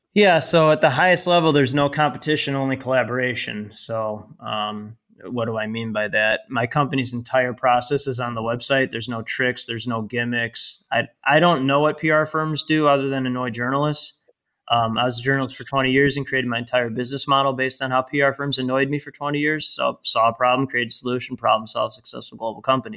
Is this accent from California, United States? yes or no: no; North Shore, north of Chicago, Illinois, United States; I live and grew up, uh, about twenty-five miles north of downtown Chicago. And, uh, it's called the North Shore.